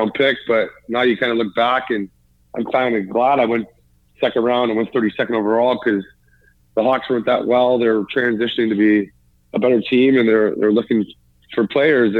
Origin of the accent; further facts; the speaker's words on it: Toronto, Ontario, Canada; also born or lived in Mimico; now in London, Canada; Toronto, as my hometown and where I grew up and where I was a Leaf fan when I was a kid